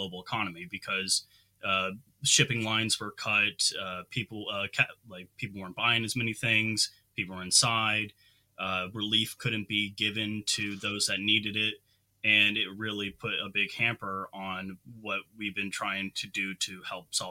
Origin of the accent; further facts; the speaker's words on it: Texas, United States; growing up in Texas and in America